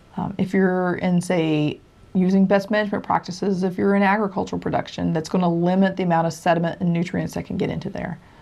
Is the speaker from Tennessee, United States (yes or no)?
yes; Tennessee, United States; I grew up where I grew up in Tennessee